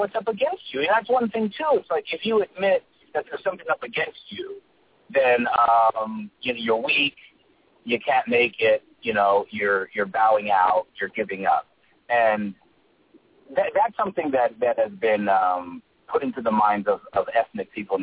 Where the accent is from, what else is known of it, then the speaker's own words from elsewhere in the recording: United States; I'm an American. I could say Samoan American.